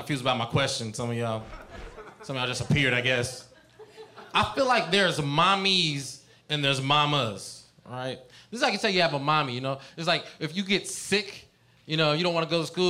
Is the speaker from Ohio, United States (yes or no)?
yes; Cincinnati, Ohio, United States; now in California, United States; I'm from Cincinnati